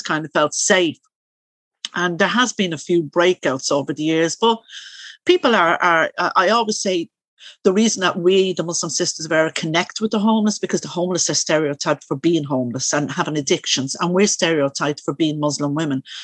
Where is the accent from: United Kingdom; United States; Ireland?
Ireland; Dublin, Leinster; I am originally from Coolock